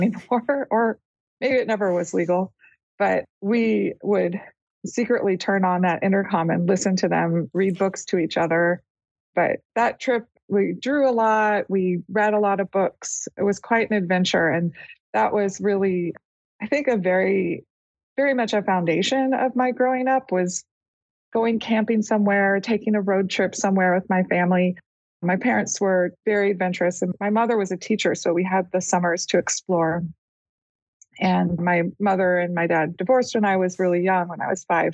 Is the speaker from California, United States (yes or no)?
yes; Los Angeles, California, United States; now in Pacific Northwest, United States; I am a California girl, and I was raised in Chatsworth in the San Fernando Valley.